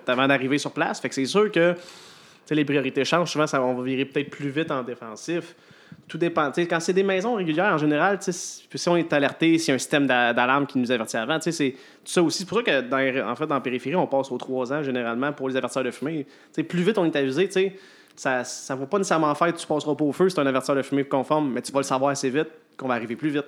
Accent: Repentigny, Quebec, Canada; moved away as an adult; now in Sept-Îles, Canada; je viens de l'extérieur, moi, je viens de Repentigny

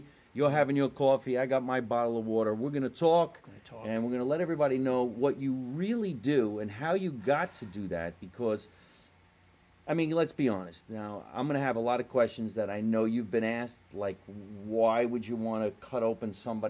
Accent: New Jersey, United States; I'm very happy to be here in the real basement, where I grew up in New Jersey

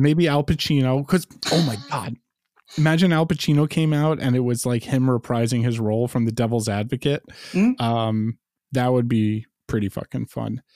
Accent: New York City, New York, United States; as a lifelong New Yorker

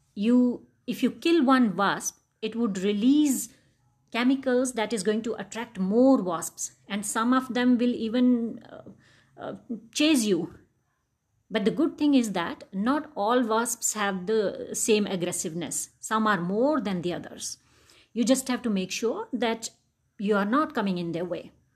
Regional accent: Jammu, Jammu and Kashmir, India; I grew up in Jammu

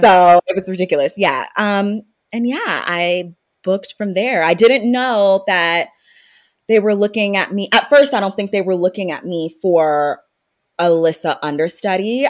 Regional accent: North Carolina, United States; also born or lived in Maryland; I was born in Maryland, moved to North Carolina, and raised there

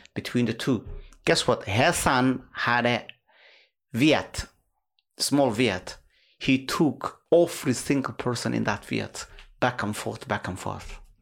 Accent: Somalia; now in United Kingdom; our country

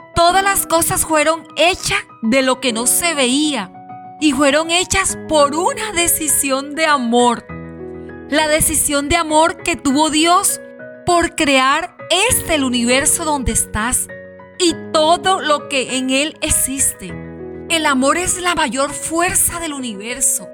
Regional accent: La Guajira, Colombia; en la zona donde nos encontramos, en mi bella Guajira y en mi país Colombia

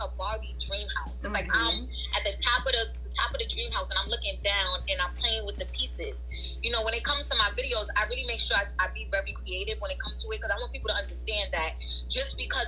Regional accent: New York City, New York, United States; Growing up in Brownsville was hard.

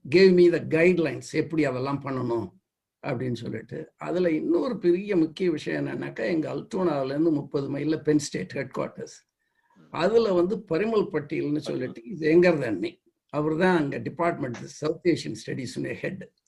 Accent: Vadakandam, Tamil Nadu, India; moved away as an adult; also born or lived in Mannargudi / Chennai / Chengalpattu / New York; now in United States; என்னுடைய பின்புலம் என்று சொன்னால் தஞ்சை மாவட்டத்தில் திருவாரூருக்கு அருகில் வடகண்டம் என்கிற ஒரு கிராமம்

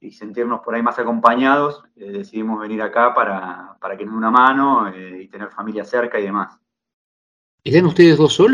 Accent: Vicente López, Buenos Aires Province, Argentina; now in Italy; Eh, estamos acá desde el 31 de diciembre, poquito. Em, venimos de Buenos Aires, Vicente López

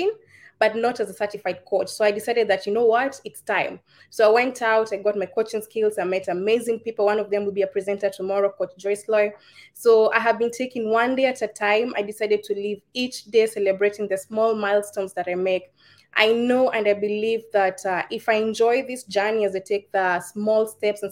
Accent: Kenya; now in United Arab Emirates; I am a Kenyan. I'm in the United Arab Emirates.

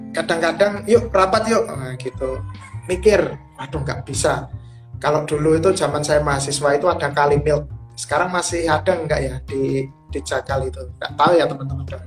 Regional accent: Tulungagung, East Java, Indonesia; now in Yogyakarta, Indonesia; saya kan asalnya dari Tulungagung Jawa Timur

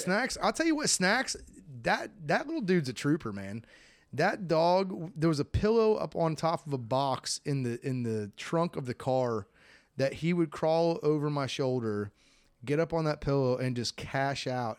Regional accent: Florida, United States; growing up in Florida, I had to learn how to swim.

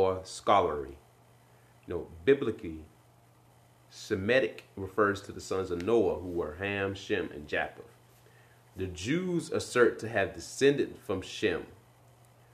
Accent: the Bible Belt, United States; growing up in the Bible Belt, like I did

